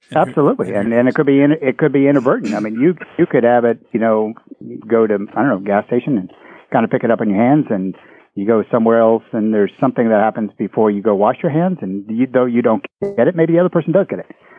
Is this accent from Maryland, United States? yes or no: yes; Gaithersburg, Maryland, United States; I grew up in the Maryland area, Gaithersburg, Maryland